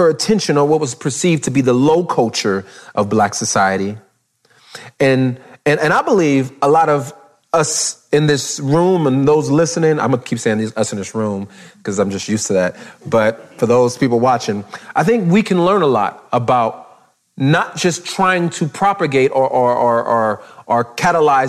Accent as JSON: {"language": "English", "region": "Southern California", "country": "United States", "tie": "born or raised there", "said": "growing up in Southern California"}